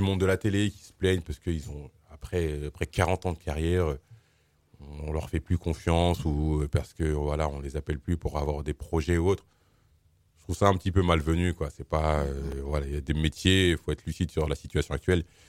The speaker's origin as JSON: {"language": "French", "town": "Suresnes", "region": "Île-de-France", "country": "France", "tie": "born or raised there", "said": "je suis né, j'ai grandi à Suresnes"}